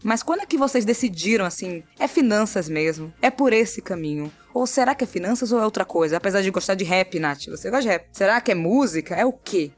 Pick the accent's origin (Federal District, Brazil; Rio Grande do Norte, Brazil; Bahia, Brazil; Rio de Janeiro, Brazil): Bahia, Brazil; Salvador; eu nasci no bairro chamado Nordeste, entendeu? Na periferia de Salvador. Continuo em Salvador também